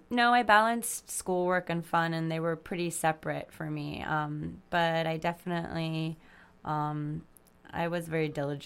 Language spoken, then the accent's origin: English; Long Island, New York, United States; I grew up on Long Island.